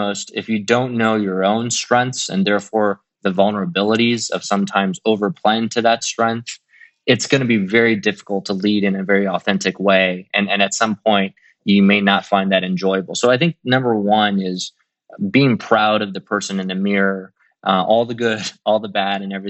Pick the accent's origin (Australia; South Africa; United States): United States; Midwest; also born or lived in China; as a kid growing up in the Midwest